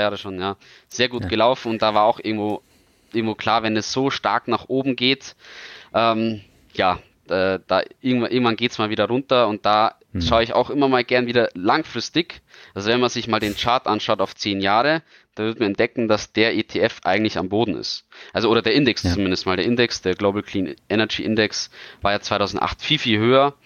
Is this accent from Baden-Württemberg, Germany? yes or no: no; Bavaria, Germany; als Bayer